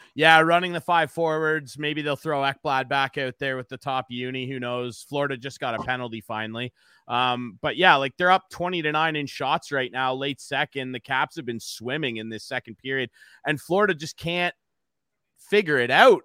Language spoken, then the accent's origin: English; Arthur, Ontario, Canada; I'm from a really small town in the middle of nowhere, Arthur, Ontario